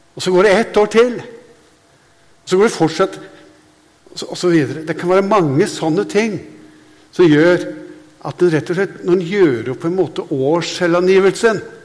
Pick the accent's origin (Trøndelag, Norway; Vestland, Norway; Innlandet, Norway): Innlandet, Norway; Hadeland; jeg er fra Hadeland